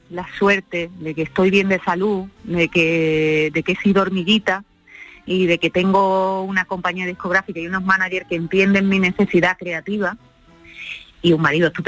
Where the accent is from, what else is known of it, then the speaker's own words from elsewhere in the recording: Andalusia, Spain; que somos andaluces, eh, vamos eh, andaluceando por donde vamos.